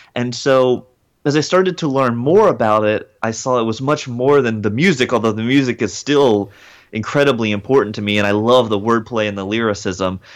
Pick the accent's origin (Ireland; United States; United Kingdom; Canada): United States; Hickory, North Carolina; also born or lived in Atlanta, Georgia; I was born in Atlanta, Georgia, but I spent most of my childhood in a small town in rural North Carolina called Hickory